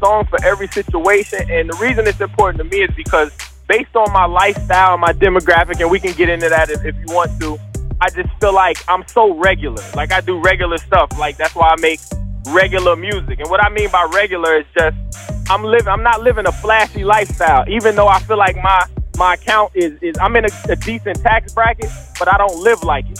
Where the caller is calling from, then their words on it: Dallas, Texas, United States; Dallas, Texas.